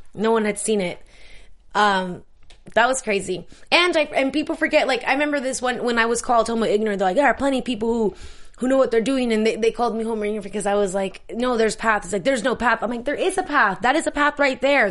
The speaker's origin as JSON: {"language": "English", "town": "San Diego", "region": "California", "country": "United States", "tie": "born or raised there", "said": "I'm from San Diego"}